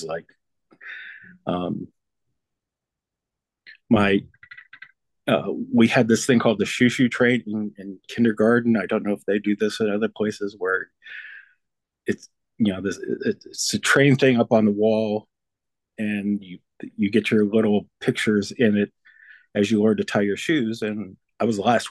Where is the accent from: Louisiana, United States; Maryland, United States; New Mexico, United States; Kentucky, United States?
Maryland, United States; Bethesda; also born or lived in Washington, D.C.; I was born in the Washington, D.C., grew up just outside of Washington, D.C., in Bethesda, Maryland